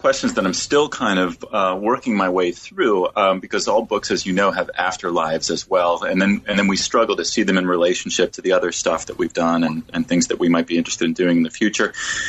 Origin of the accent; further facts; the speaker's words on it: Washington, District of Columbia, United States; I was born and raised in Washington, D.C., in a religious family, but did not grow up feeling especially religious myself.